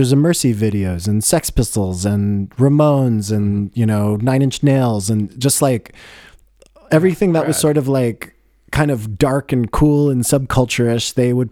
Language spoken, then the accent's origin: English; Boulder, Colorado, United States; grew up in Boulder